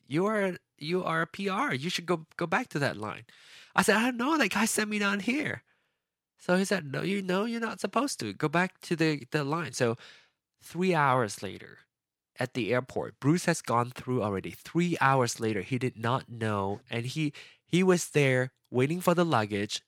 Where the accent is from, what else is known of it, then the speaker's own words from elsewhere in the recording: Penang, Malaysia; moved away as an adult; now in United States; I was born in Penang